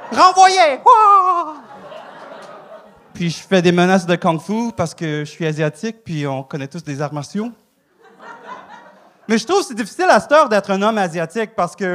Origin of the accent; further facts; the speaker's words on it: Saguenay, Quebec, Canada; Moi, je sais, je viens du Saguenay. Euh, euh, OK, quand j'étais jeune, mes parents avaient un resto.